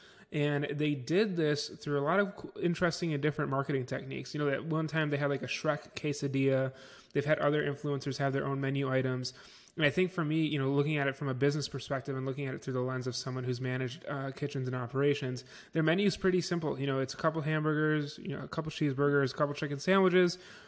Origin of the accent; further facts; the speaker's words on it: Niagara Falls, New York, United States; I grew up in Niagara Falls, New York, so near me there is one.